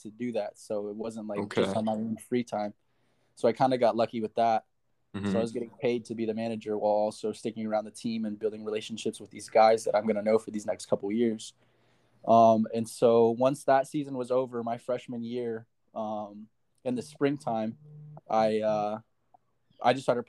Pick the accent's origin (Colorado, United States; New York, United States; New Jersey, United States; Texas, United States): Colorado, United States; Denver; moved away as an adult; now in Hawaii, United States; I am originally from Denver, Colorado, born and raised.